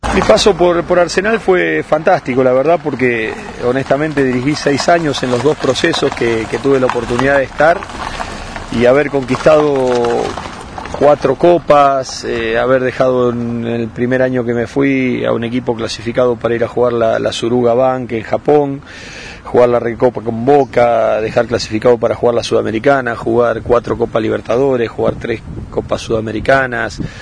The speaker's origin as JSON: {"language": "Spanish", "country": "Colombia", "said": "yo quiero ser entrenador en mi país y no, y no ser periodista. Y por eso si trabajo en el periodismo, en la rama periodística en, Colombia"}